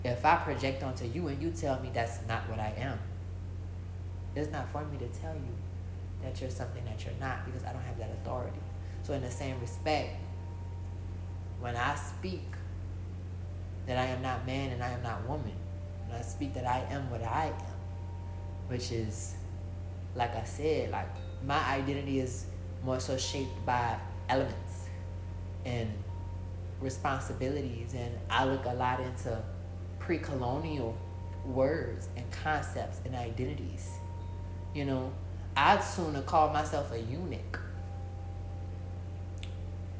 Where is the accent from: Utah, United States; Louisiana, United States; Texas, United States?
Louisiana, United States; New Orleans; I'm from New Orleans, I'm from Bobancha, so it's not like a New York